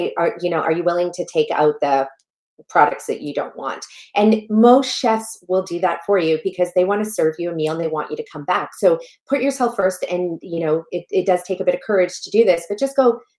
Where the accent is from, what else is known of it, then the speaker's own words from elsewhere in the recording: Canada; also born or lived in Malawi; I was born in a tiny little village in Malawi, Africa, that has no plumbing, no electricity. And that's where I come from. And then I was raised in Canada